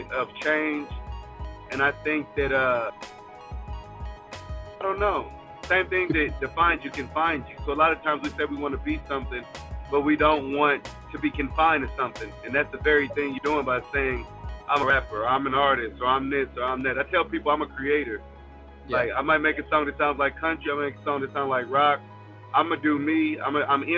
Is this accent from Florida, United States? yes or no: no; Columbia, Missouri, United States; I'm from Columbia, Missouri